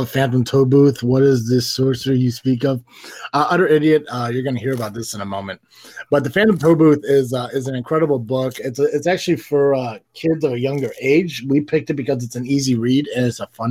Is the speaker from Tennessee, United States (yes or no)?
yes; Tennessee, United States; I am from Tennessee